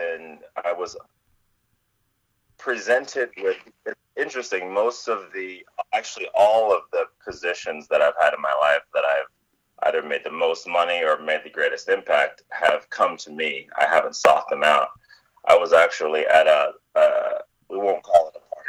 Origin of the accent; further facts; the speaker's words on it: Kentucky, United States; I was essentially selling my services in my hometown